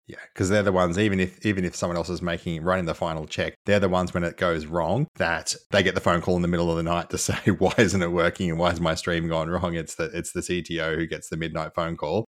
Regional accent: Australia; accent: nasal; I'm Australian and I try really hard to lose my nasal accent

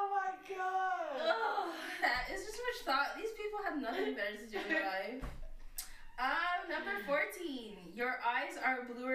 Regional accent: Jamaica; accent: Jamaican; I'm Jamaican

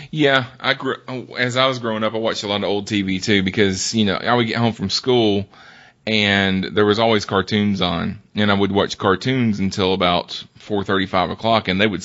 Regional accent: the South, United States; I grew up in the South. I grew up. Right. I grew up further south than where the show took place.

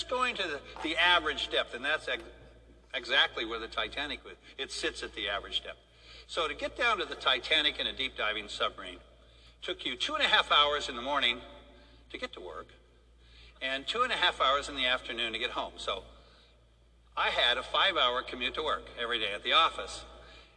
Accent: San Diego, California, United States; also born or lived in Wichita, Kansas; I was born in Wichita, Kansas, where all oceanographers come from. So, but shortly after being born in Wichita, our house was blown by a tornado, not to Oz, but to San Diego. My father was a test flight engineer during the war, and I grew up in San Diego

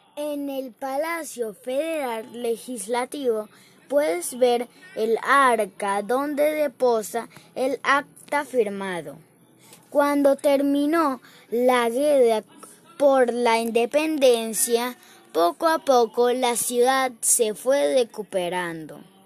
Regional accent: Caracas, Capital District, Venezuela; Soy un caraqueño

